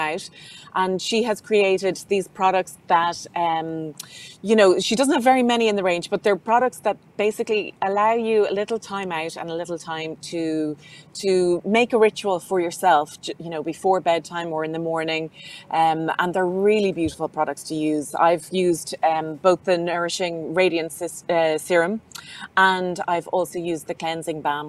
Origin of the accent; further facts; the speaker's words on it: Dublin, Leinster, Ireland; I'm from Dublin. I've spent my whole life in Dublin.